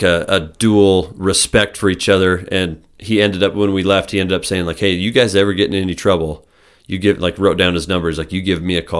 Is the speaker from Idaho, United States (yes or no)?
yes; Idaho, United States; So I grew up in Southeast Idaho.